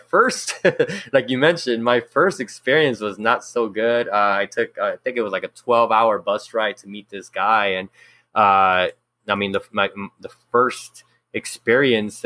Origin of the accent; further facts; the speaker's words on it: Los Angeles, California, United States; I was born and raised in South Central, and just, you know, going to elementary and middle school out here